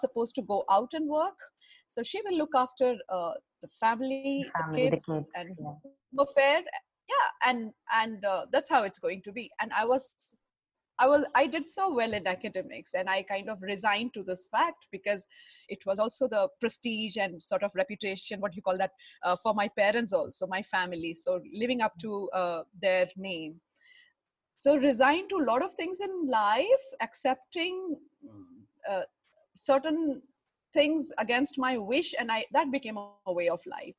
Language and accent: English; Patna, Bihar, India; I was born in Patna in Bihar and way back in early 1970s and in a very orthodox Thakur family.